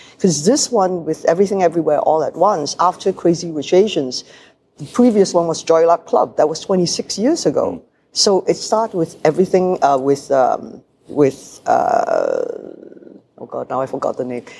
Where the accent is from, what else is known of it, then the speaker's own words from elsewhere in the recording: Malaysia; moved away; also born or lived in Hong Kong; I come from Malaysia where we are multiracial. We have Malays, Indians, Chinese